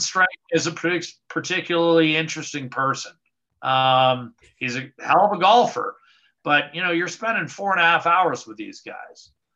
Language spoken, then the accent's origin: English; United States; I was born in the States